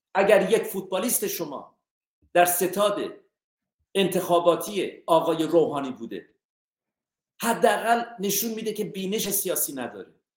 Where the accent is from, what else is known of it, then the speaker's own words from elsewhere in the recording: Iran; من ایرانی هستم